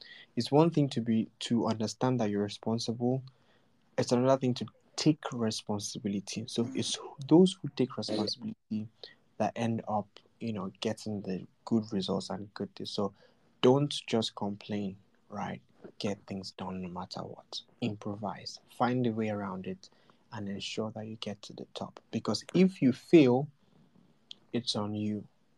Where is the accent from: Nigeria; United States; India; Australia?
Nigeria; I was born as a Nigerian